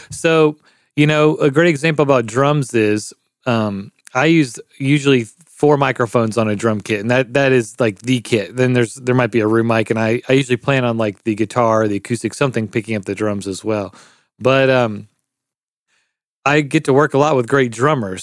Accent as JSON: {"language": "English", "town": "Memphis", "region": "Tennessee", "country": "United States", "tie": "born or raised there", "said": "I'm from Memphis, Tennessee, born and raised"}